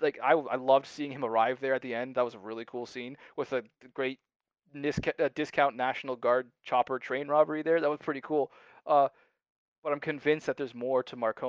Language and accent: English; Canada; I'm Canadian